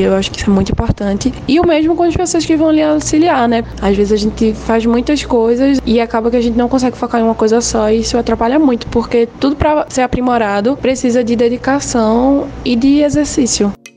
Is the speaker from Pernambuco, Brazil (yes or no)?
yes; Recife, Pernambuco, Brazil; Eu sou de Recife, Pernambuco